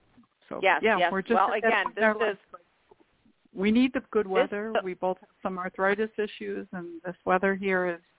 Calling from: Illinois, United States; I'm calling … from Illinois

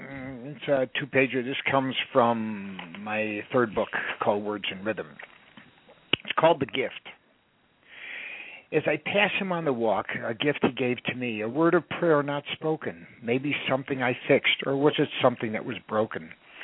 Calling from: Woodland Hills, California, United States; Woodland Hills.

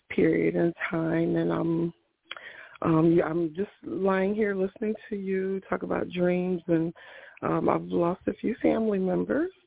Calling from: Ohio, United States; I am calling from Ohio

